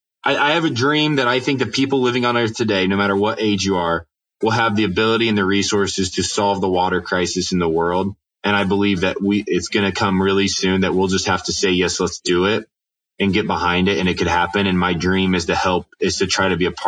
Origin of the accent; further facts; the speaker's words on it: Winona Lake, Indiana, United States; I grew up on Winona Lake